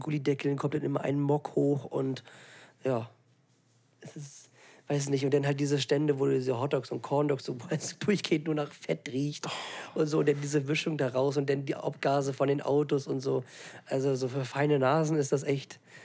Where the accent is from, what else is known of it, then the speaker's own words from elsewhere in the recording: Germany; dass man aus Deutschland kommt, beziehungsweise in Deutschland lebt